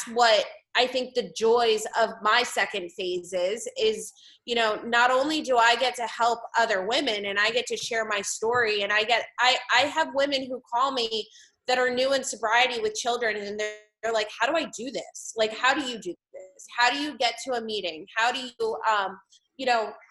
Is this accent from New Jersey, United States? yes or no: yes; West Windsor, New Jersey, United States; now in Allentown, United States; I grew up in West Windsor, New Jersey, which is like right outside of Princeton.